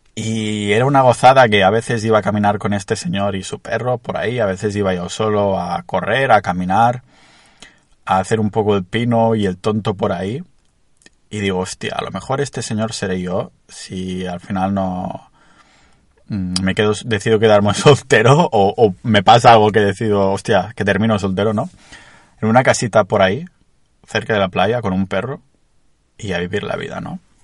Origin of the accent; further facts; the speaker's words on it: a town near Barcelona, Catalonia, Spain; estoy en mi pueblo cerca de Barcelona